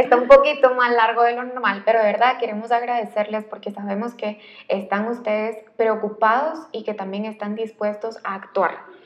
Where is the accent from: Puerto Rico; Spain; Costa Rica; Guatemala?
Guatemala; un guatemalteco igual que yo